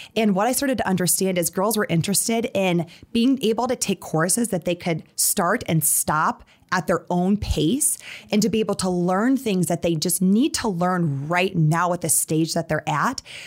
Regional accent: Sioux Falls, South Dakota, United States; moved away as an adult; also born or lived in Atlanta, Georgia / New York City; I grew up in Sioux Falls

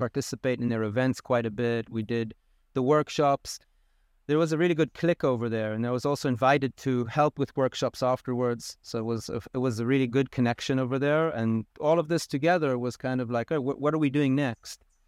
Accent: Israel; moved away as an adult; also born or lived in United States / South Africa; now in Costa Rica; I grew up in Israel

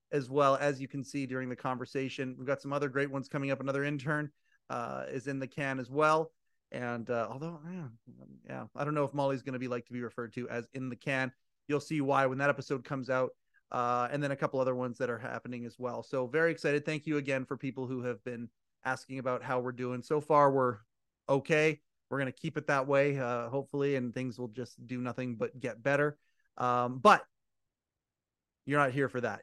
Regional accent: Kelowna, British Columbia, Canada; I'm Canadian. I'm from a place called Kelowna, British Columbia.

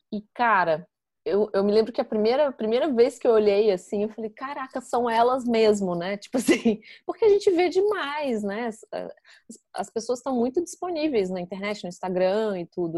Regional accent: Brasília, Federal District, Brazil; moved away as an adult; now in London, United Kingdom; eu sou de Brasília, Fernanda também e Sofia também

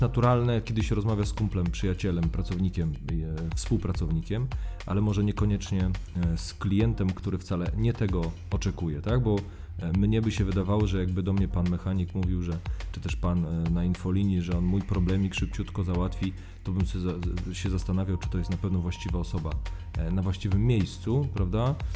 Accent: Warmian-Masurian Voivodeship, Poland; moved away as an adult; now in Warsaw, Poland; ja pochodzę z Mazur e, i u mnie jo było i jest.

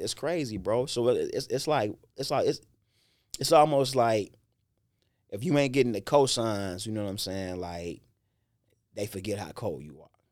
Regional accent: Chicago, Illinois, United States; I grew up in Inglewood

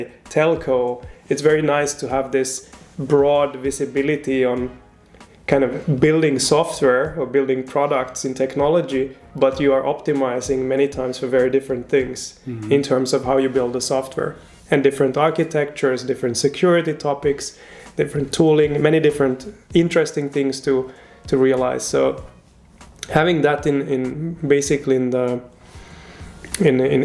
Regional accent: Finland; moved away as an adult; now in Switzerland; I'm originally from Finland, and now I'm here since

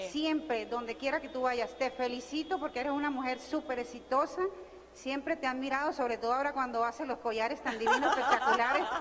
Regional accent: Barranquilla, Atlántico, Colombia; Soy de Barranquilla, donde Sofía Vergara y Shakira.

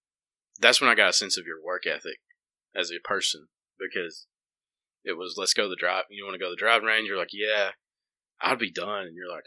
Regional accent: the South, United States; That's part of growing up in the South, I guess, or ain't growing up anywhere.

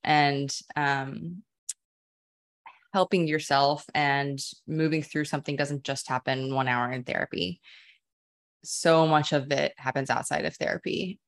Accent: Dallas, Texas, United States; now in Austin, United States; born and raised Texan. I grew up in Dallas

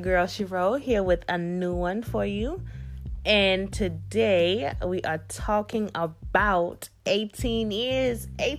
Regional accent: Kenya; moved away; I definitely see how I am proudly Kenyan still, even 18 years after leaving the country, Kenya, and not being there since.

